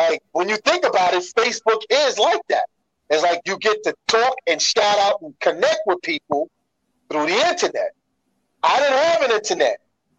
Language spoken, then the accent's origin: English; New York City, New York, United States; We would make shout outs to somebody in the Bronx, and I'm from Brooklyn, and they would hear it in the Bronx.